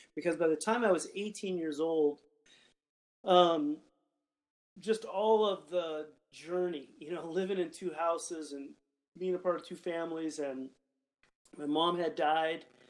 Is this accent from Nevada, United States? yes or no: yes; Gardnerville, Nevada, United States; moved away; I grew up there in Gardnerville. I lived um, out in the ranchos